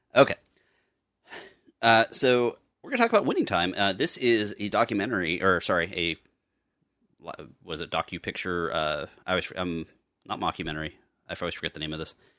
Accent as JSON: {"language": "English", "town": "Pittsburgh", "region": "Pennsylvania", "country": "United States", "tie": "born or raised there", "said": "I was born in Pittsburgh"}